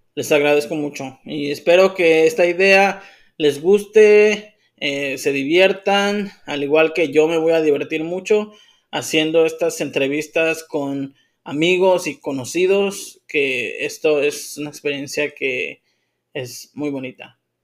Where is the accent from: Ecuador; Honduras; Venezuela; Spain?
Ecuador; moved away as an adult; also born or lived in North Carolina, United States; now in Tijuana, Mexico; soy ecuatoriano de nacimiento, orgullosamente nacido allá, crecido allá